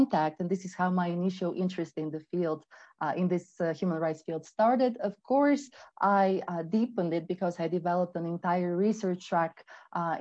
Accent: Bulgaria; moved away; also born or lived in United States / United Kingdom; I was born in Bulgaria

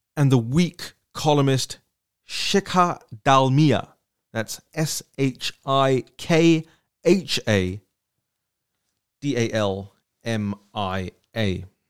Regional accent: London, United Kingdom; moved away as an adult; now in Washington, D.C., United States; I grew up, I was born and raised in London

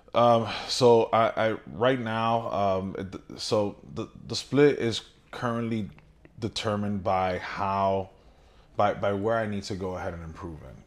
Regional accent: New York City, New York, United States; moved away; born and raised in Brooklyn, New York, uh, a descendant of, uh, of a Dominican family

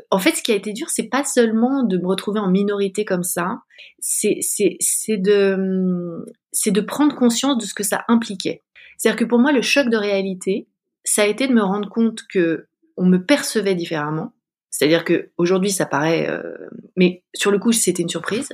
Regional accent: Paris, Île-de-France, France; je suis une, une, femme française d'une trentaine d'années. J'ai grandi à Paris.

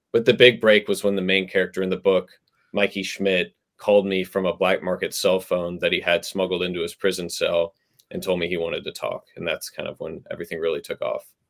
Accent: Texas, United States; moved away as an adult; also born or lived in New York; I grew up in the South. I grew up in Texas, if you count that as the South

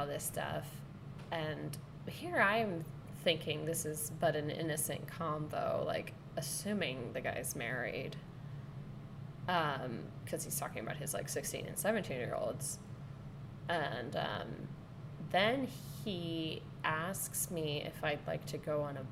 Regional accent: Sonoma, California, United States; moved away; asked out in my hometown

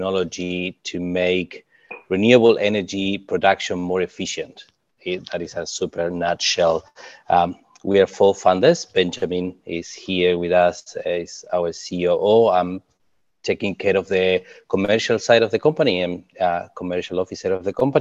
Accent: Uruguay; now in New Zealand; I'm from Uruguay

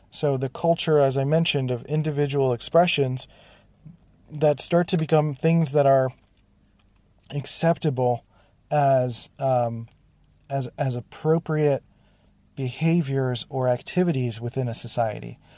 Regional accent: Philadelphia, Pennsylvania, United States; born or raised there

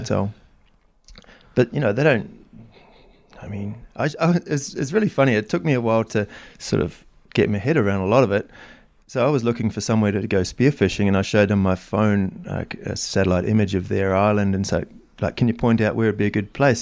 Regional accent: New Zealand; moved away; I grew up in New Zealand

